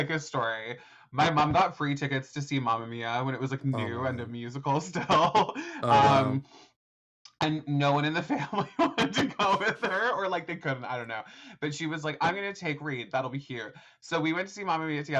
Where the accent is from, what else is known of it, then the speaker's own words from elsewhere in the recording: Canada; I'm Canadian